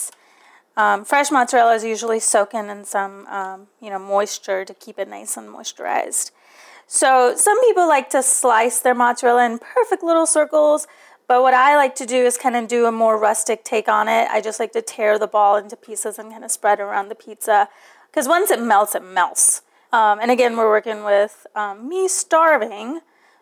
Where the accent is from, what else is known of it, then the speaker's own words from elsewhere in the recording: New York, United States; moved away as an adult; also born or lived in New Delhi, India; now in Atlanta, United States; I was raised in New York